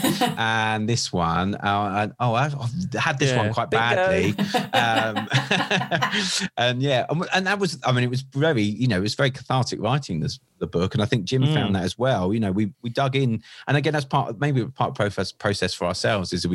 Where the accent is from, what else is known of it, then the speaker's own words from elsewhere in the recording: Seaford, South East England, United Kingdom; I'm born and bred in East Sussex. I live in a little town called Seaford